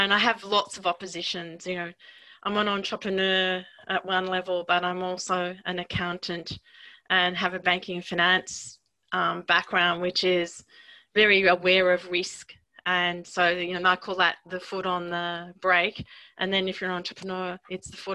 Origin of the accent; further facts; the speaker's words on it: Australia; being an Australian